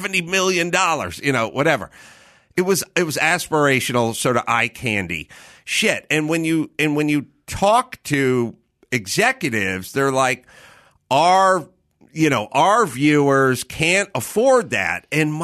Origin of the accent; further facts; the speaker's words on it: North Hollywood, California, United States; I'm not interested in tours of the house I grew up in North Hollywood.